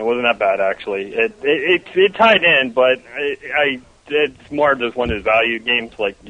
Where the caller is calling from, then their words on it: Melbourne, Florida, United States; from Melbourne, Florida.